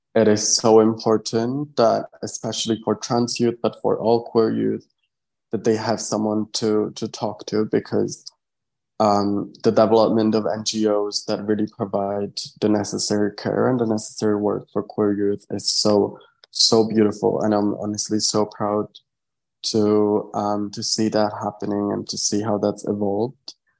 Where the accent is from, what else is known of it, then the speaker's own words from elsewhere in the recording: Czechia; I'm from the Czech Republic.